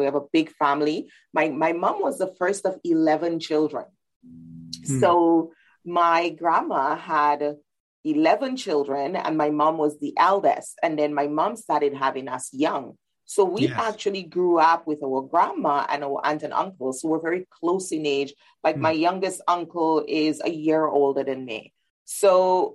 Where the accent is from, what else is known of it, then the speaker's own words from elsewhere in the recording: Dominica; moved away as an adult; now in Canada; I grew up in the beautiful little island of Dominica in the Eastern Caribbean Sea. And when I came to Canada at 19 for university